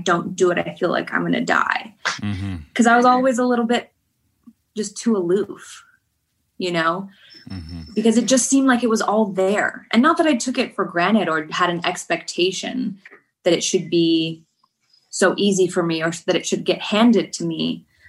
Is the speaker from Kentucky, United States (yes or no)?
yes; Kentucky, United States; born there; also born or lived in Idaho; I was born in Kentucky. Like, does that kind of make me a Southern woman?